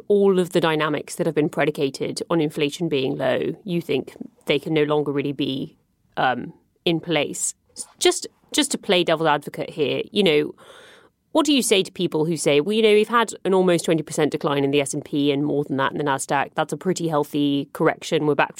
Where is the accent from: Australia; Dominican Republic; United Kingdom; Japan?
United Kingdom; I am British.